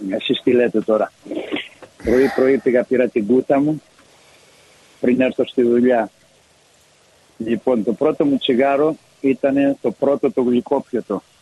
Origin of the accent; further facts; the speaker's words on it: Greece; moved away as an adult; also born or lived in Athens; Λοιπόν, από εκεί μετά ε, μεγαλώνοντας, πηγαίνοντας στην Αθήνα, ήμουν 15 ε, για σχολείο.